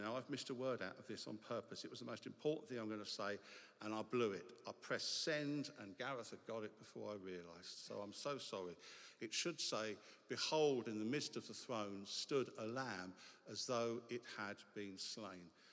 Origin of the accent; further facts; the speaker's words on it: England, United Kingdom; it is to be English because as English people, we get to take exotic languages